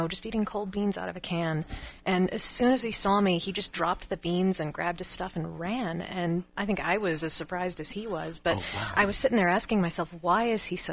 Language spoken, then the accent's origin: English; West Texas, United States; moved away as an adult; also born or lived in Michigan; now in Sparks, United States; I grew up in West Texas.